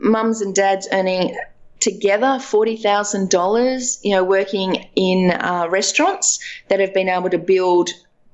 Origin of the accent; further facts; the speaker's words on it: Dubbo, New South Wales, Australia; I grew up in Dubbo on a farm.